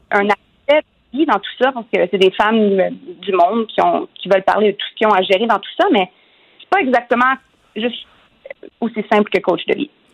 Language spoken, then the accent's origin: French; Quebec, Canada; je suis québécoise